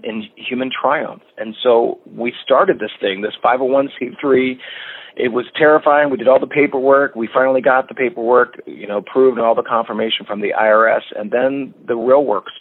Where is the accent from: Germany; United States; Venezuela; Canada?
United States; Lancaster, Pennsylvania; moved away as an adult; also born or lived in Atlanta, Georgia; I'm from Lancaster, Pennsylvania